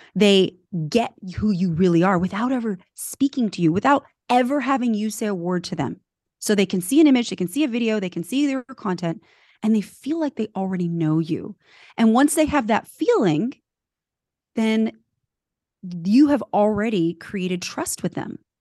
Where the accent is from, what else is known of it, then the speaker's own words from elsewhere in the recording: California, United States; also born or lived in Switzerland; I was born in Switzerland, grew up in California.